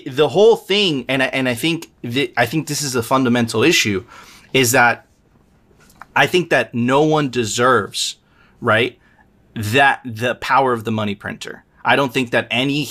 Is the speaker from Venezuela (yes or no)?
yes; Venezuela; now in Miami, United States; I'm originally from Venezuela